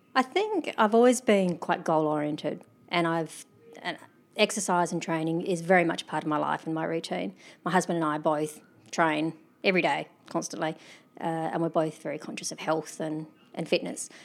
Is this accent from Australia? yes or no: yes; Australia; also born or lived in Adelaide; being Australian, I'm privileged. I live in Adelaide